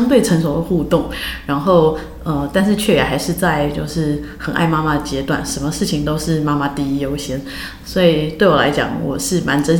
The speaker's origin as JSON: {"language": "Chinese", "country": "Taiwan", "also_born_or_lived": "United States", "moved": "yes", "said": "也是我回台湾以后真正的正式的第一份工作。"}